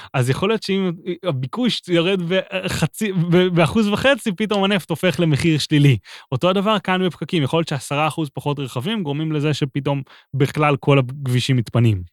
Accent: Haifa, Haifa District, Israel; חיפה לצורך העניין, עיר שגדלתי בה

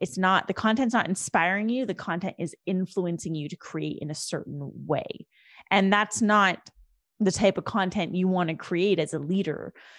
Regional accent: India; the farmers protests in India, which is my home country and my home nation, my people

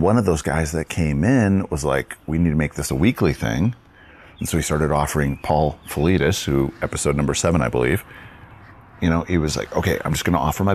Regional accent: Wisconsin, United States; I grew up in Wisconsin.

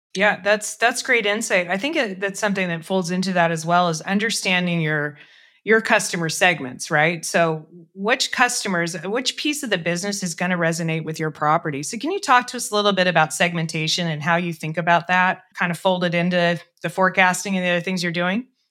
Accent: Colorado, United States; moved away; I'm from Colorado originally

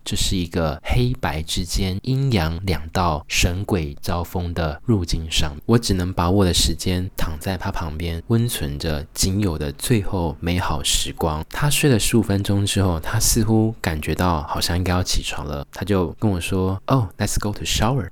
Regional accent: Taiwan; also born or lived in Australia; 我身为台湾人，中华儿女好媳妇

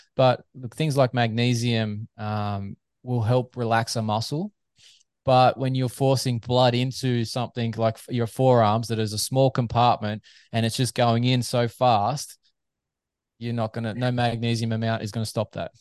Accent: Australia; As a Aussie fan

